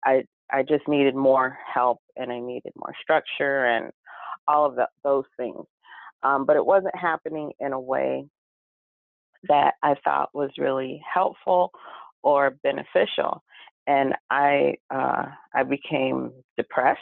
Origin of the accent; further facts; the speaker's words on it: California, United States; also born or lived in Pahoa, Hawaii; But California, I was born in California. And so a lot of my family in Southern California.